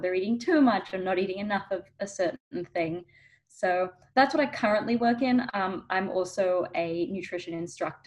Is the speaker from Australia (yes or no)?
yes; Melbourne, Victoria, Australia; now in California, United States; I'm actually originally from Australia, from Melbourne. So if you're hearing an accent, that's why.